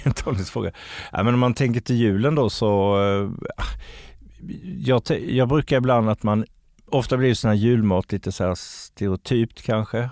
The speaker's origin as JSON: {"language": "Swedish", "region": "Kalmar County", "country": "Sweden", "tie": "born or raised there", "moved": "yes", "said": "jag är ju från Öland ursprungligen så att kroppkaka har liksom blivit en del av min uppväxt"}